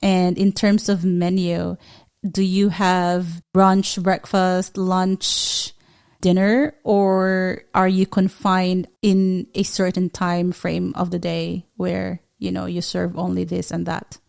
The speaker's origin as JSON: {"language": "English", "country": "Philippines", "said": "as a Filipino, uh, we do big time hospitality"}